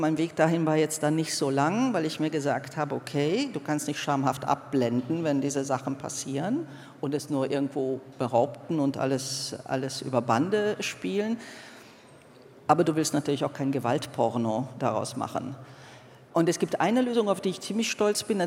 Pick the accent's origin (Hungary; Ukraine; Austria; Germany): Hungary; moved away; bin zwar in Ungarn aufgewachsen